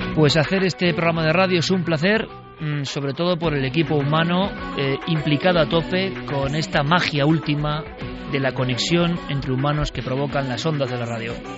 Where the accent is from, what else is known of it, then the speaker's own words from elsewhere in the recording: Vitoria-Gasteiz, Basque Country, Spain; yo como vitoriano, nací en Vitoria.